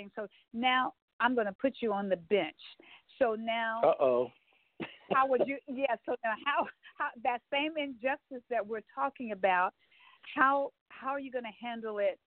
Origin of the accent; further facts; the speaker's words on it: Texas, United States; I'm a Texan and I live in Texas right now